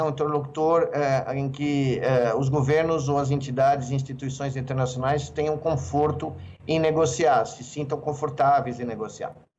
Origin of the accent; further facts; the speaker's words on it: Brazil; Eu vivi como brasileiro, como cientista brasileiro